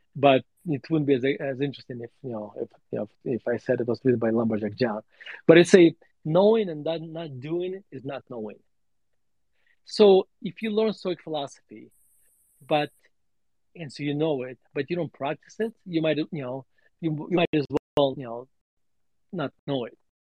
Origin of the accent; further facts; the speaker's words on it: Murmansk, Murmansk Oblast, Russia; also born or lived in Denver, Colorado; now in United States; my story growing up in Russia